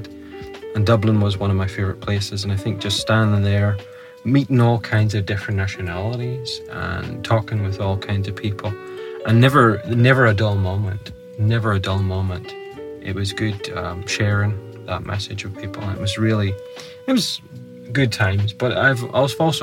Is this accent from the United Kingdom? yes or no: yes; Portadown, Northern Ireland, United Kingdom; Portadown, my hometown.